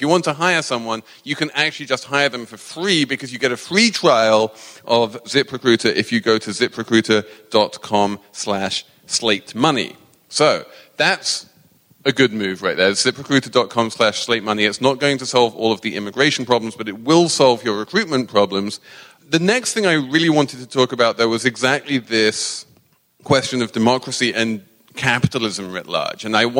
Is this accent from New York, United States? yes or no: yes; New York, United States; As a New Yorker, I am completely down with this.